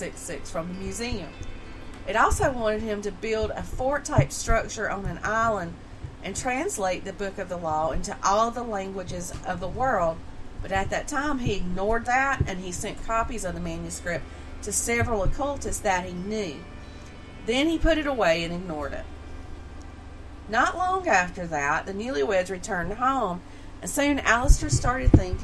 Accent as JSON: {"language": "English", "region": "the South", "country": "United States", "accent": "southern", "said": "my southern backward accent"}